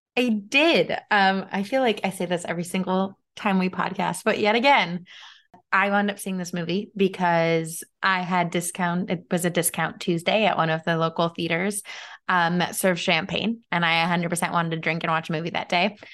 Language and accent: English; United States; as an American